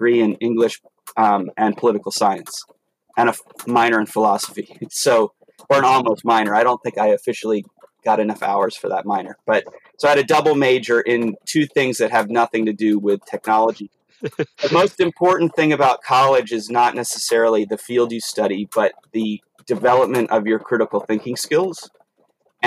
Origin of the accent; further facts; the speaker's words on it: Maryland, United States; moved away; also born or lived in Arizona; I actually lived in Arizona for 7 years, but I grew up in Maryland